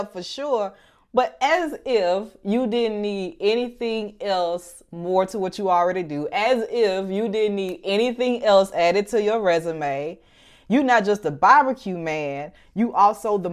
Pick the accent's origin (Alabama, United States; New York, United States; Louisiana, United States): Alabama, United States; Birmingham; my hometown of Birmingham, Alabama